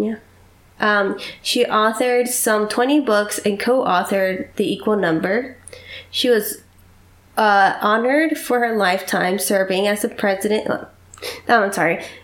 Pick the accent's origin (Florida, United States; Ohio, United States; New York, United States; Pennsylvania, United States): Pennsylvania, United States; Doylestown; graduated in 1918 from Doylestown High School. That is my hometown.